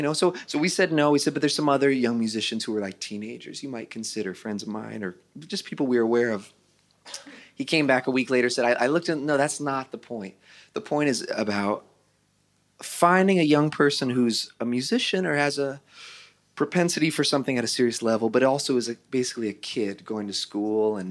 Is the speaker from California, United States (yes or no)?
yes; Santa Rosa, California, United States; I grew up in Santa Rosa, California